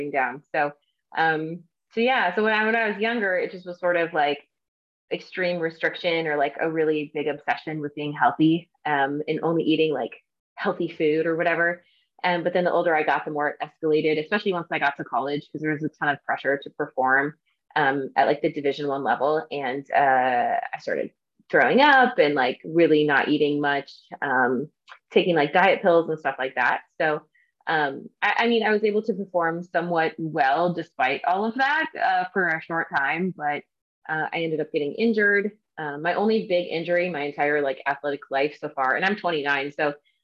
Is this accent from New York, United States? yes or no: no; Northwestern Wisconsin, United States; also born or lived in Peoria, Illinois; now in Orange County, California, United States; I grew up in Northwestern Wisconsin